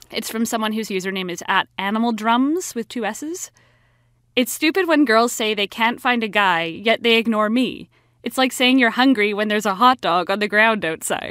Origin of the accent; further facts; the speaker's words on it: Vancouver, British Columbia, Canada; I'm from Vancouver